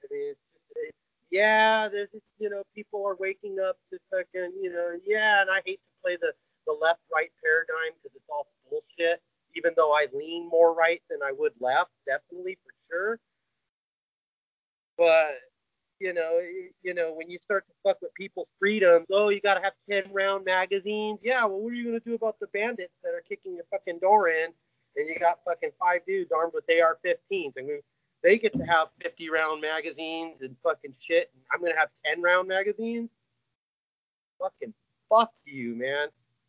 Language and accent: English; California, United States; now in Arizona, United States; I'm Californian